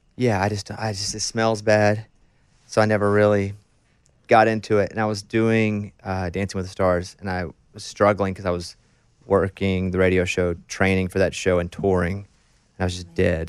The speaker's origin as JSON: {"language": "English", "region": "Arkansas", "country": "United States", "tie": "born or raised there", "moved": "yes", "said": "I grew up in Arkansas"}